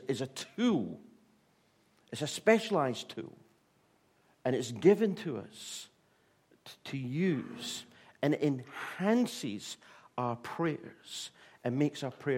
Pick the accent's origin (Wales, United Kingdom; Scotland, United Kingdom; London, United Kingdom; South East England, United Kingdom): Scotland, United Kingdom; I'm Scottish